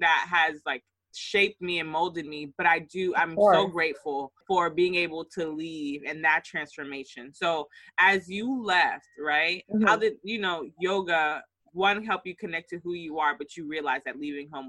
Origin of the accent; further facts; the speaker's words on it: United States; growing up in the States